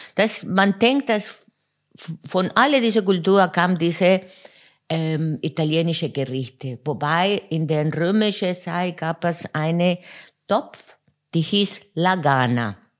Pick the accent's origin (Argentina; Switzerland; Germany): Argentina; Buenos Aires; German is a second language; moved away as an adult; geboren in Buenos Aires und dort bis äh, 26 Jahre äh, gewohnt